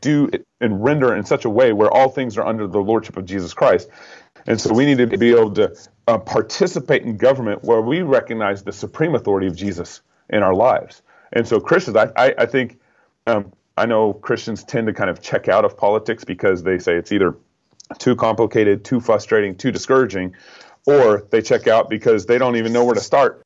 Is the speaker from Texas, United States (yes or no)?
yes; Texas, United States; now in Idaho, United States; I live in Idaho. Although I grew up in Texas.